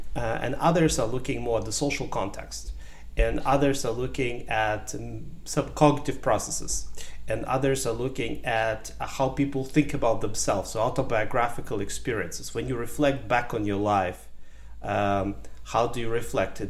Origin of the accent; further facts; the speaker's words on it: Ukraine; English is a second language; also born or lived in Germany / United States; now in Canada; I was born in Ukraine in a small village. Um, I grew up in partially in Ukraine, and in the 90s, my family moved to Germany